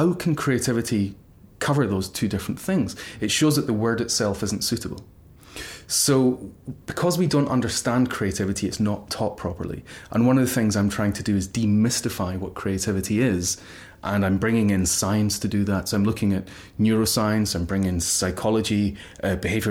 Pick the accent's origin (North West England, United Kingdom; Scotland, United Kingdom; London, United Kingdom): Scotland, United Kingdom; Glasgow; moved away; I was brought up in a very middle-class family in Glasgow